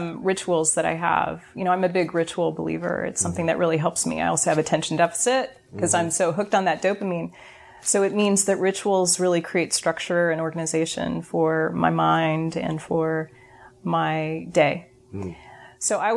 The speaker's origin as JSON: {"language": "English", "town": "Berkeley", "region": "California", "country": "United States", "said": "I'm from Berkeley"}